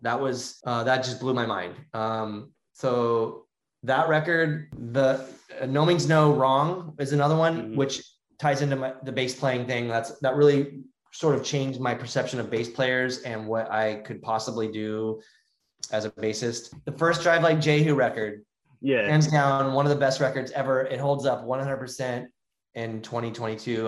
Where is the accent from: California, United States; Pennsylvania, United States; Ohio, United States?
California, United States; Southern; we grew up in Southern California